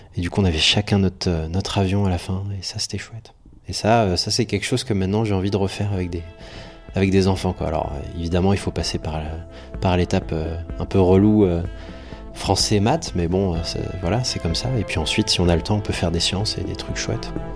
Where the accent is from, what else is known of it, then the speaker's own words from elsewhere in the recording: Poitiers, Nouvelle-Aquitaine, France; moved away as an adult; also born or lived in Brest; now in Paris, France; je suis breton, je suis né à Brest à la base. Et ensuite, on a déménagé en, Poitou-Charentes, à Poitiers. Et je suis resté là-bas jusqu'en bac plus 2